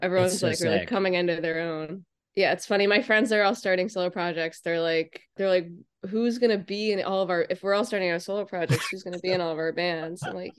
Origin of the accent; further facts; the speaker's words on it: Media, Pennsylvania, United States; Oh, I'm from Delco.